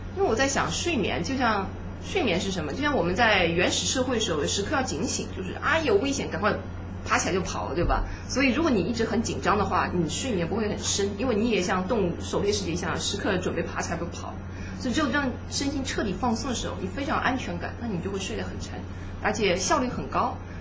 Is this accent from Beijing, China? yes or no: no; Suzhou, Jiangsu, China; moved away; 我是苏州的，我们苏州有些寺庙嘛